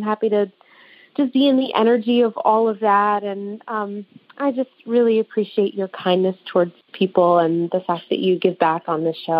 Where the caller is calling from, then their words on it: New York, United States; I'm calling in from New York, just outside the city.